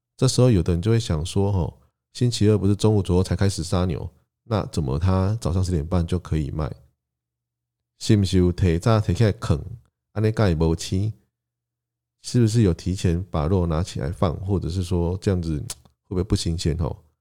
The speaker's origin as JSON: {"language": "Chinese", "region": "Tainan", "country": "Taiwan", "tie": "born or raised there", "also_born_or_lived": "Kaohsiung", "said": "虽然我出生在台南，但从小就跟着父母，因为工作关系，台南、高雄两地搬家跑，一直到国中毕业后，慢慢才真正在台南开始生活"}